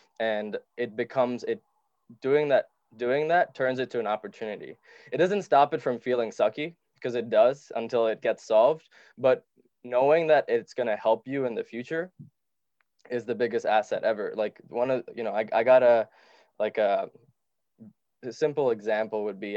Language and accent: English; Dubai, United Arab Emirates; also born or lived in Sri Lanka; I moved to Dubai where we were poor and didn't have much